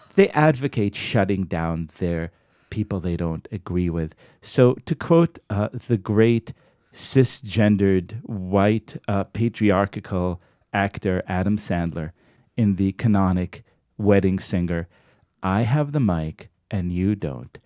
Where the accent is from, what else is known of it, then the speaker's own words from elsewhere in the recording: Israel; now in United States; I grew up in Israel